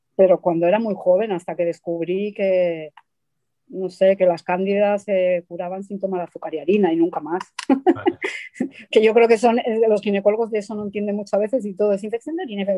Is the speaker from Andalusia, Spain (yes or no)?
no; Madrid, Community of Madrid, Spain; also born or lived in Argentina; yo nací en Argentina luego de pequeña me fui a vivir a Madrid